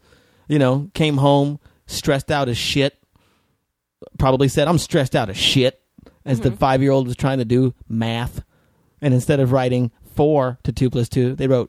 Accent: New Mexico, United States; moved away; also born or lived in Las Vegas, Nevada; I was raised in New Mexico before I moved to Vegas. So it was like Southern Baptist

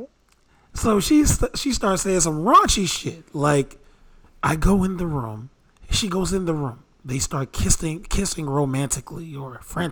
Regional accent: New York, United States; I'm from New York, so it's all good.

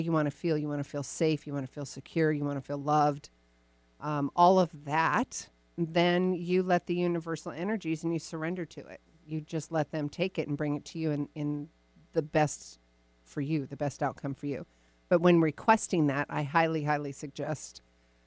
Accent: Woodinville, Washington, United States; my hometown

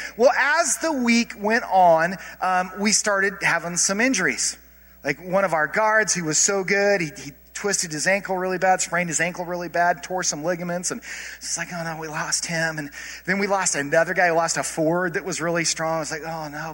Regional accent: Colorado, United States; I grew up in Colorado, and I grew up going to Mesa State Basketball Camp

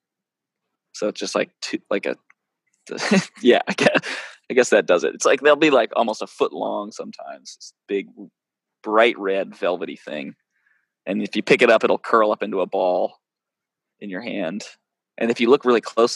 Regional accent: Maine, United States; moved away as an adult; also born or lived in California / Alaska; I grew up in Maine, and family vacations were in Ohio.

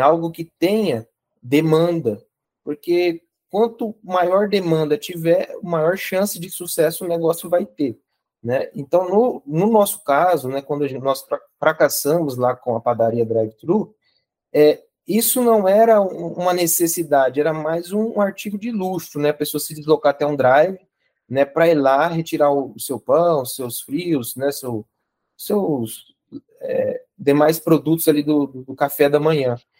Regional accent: Araguaia, Mato Grosso, Brazil; moved away; also born or lived in São José do Rio Preto; Eu sou de Araguaia, no Mato Grosso

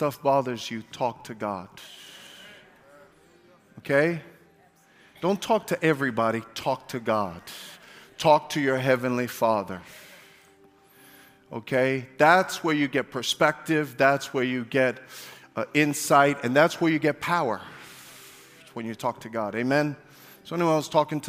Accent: New York City, New York, United States; I'm from Brooklyn

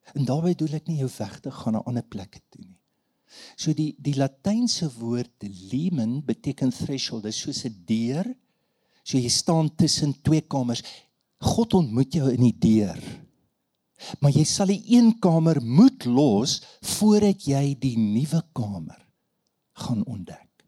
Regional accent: Standerton, Mpumalanga, South Africa; Ek het groot geword op Standerton

